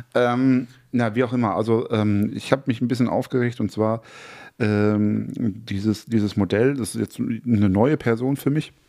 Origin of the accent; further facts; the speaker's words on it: North Rhine-Westphalia, Germany; ich bin ja äh, in Westfalen groß geworden, mhm. Äh, direkt an der Lippe.